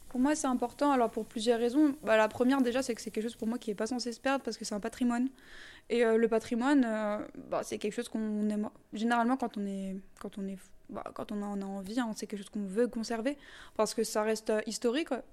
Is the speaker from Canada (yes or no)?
no; Alsace, Grand Est, France; je suis alsacienne